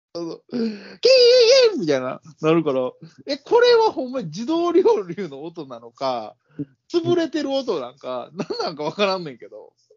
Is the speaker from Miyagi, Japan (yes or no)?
no; Osaka, Japan; 俺ら大阪人